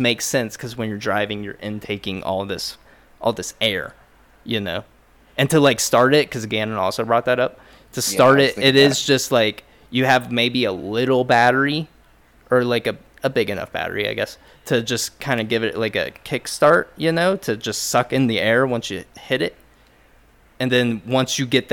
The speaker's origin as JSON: {"language": "English", "country": "United States", "said": "I'm American."}